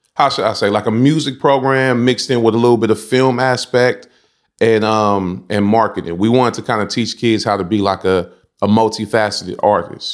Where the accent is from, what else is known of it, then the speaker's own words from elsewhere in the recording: San Francisco, California, United States; growing up in the Banacas, it was, it was a How can I say? It, it wasn't public, it was public housing